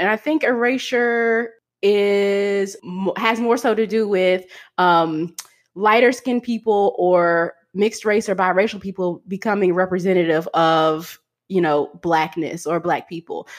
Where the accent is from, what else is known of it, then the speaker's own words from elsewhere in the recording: Kentucky, United States; I grew up in Kentucky